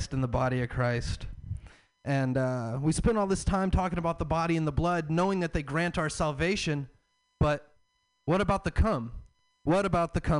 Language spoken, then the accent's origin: English; the South, United States; I'm from the South.